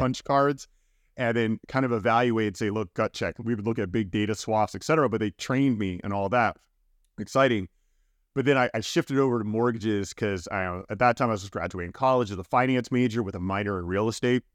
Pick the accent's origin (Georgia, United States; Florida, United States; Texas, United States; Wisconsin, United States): Florida, United States; Miami; now in San Francisco, United States; growing up in South Florida, um, definitely, you know, pretty much i, in Miami for the most of my life, uh, being younger